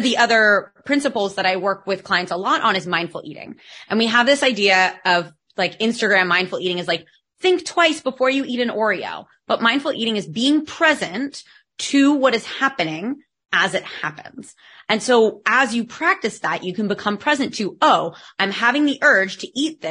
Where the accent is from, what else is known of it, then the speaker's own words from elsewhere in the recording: United States; accent: American; now in Barcelona, Spain; you can tell by my accent that I'm American, but I live in Spain